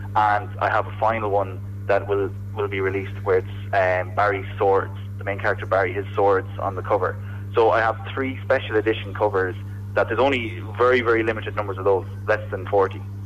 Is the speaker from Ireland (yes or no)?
yes; Coosan, Ireland; I'm from Coosan